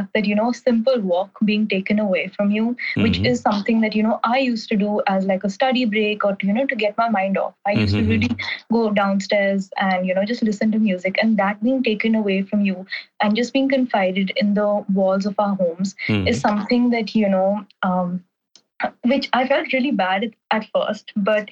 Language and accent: English; New Delhi, Delhi, India; moved away as an adult; also born or lived in Vancouver, Canada; I'm from New Delhi and I'm currently studying abroad in Vancouver, Canada